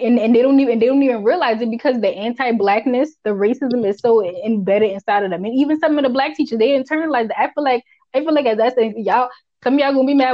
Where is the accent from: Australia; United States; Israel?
United States; accent: Geechee; first language Geechee; my language, my first language